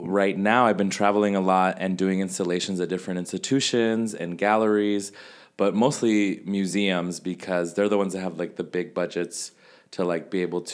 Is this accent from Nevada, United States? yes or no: yes; Las Vegas, Nevada, United States; Mexico and Central America, where I'm from, or my family's from, I should say. I'm from Las Vegas